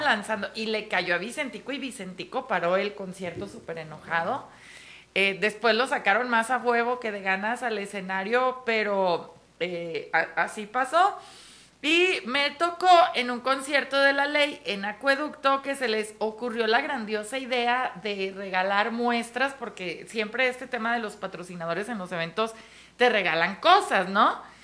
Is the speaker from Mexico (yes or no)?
yes; Mexico; así somos los mexicanos